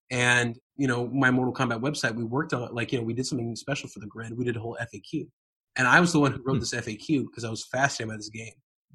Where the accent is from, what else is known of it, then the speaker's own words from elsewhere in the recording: Dallas, Texas, United States; also born or lived in Pakistan; So I was born in Dallas, Texas to a Pakistani dad and white American mom. So I spent my childhood in Dallas.